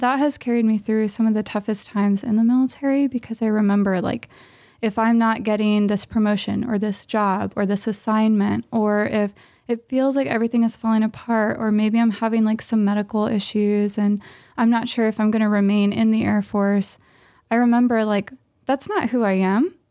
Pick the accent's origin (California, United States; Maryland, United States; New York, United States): California, United States; Southern; now in Santa Maria, United States; we're both from Southern California, and we have been in Santa Maria for about a year